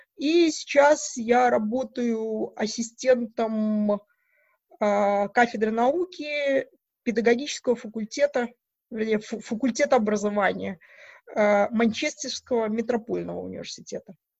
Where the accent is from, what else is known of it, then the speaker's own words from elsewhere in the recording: Mogilev Region, Belarus; moved away as an adult; also born or lived in Edinburgh, United Kingdom / Aberdeen, United Kingdom / Newcastle upon Tyne, United Kingdom; now in Manchester, United Kingdom; я из Белоруссии, из Могилевской области